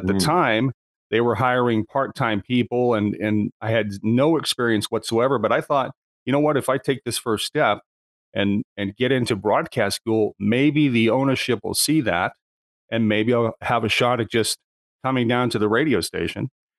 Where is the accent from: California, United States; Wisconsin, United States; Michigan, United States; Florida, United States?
California, United States; Lakeport; now in Medford, United States; I grew up in a small town in Northern California, Lakeport, in a resort community a couple of hours north of San Francisco.